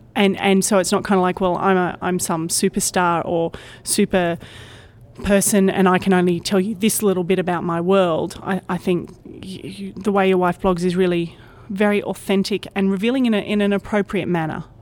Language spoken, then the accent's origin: English; Brisbane, Queensland, Australia; I'm from Brisbane, Australia, which is one of the major cities along the east coast of Australia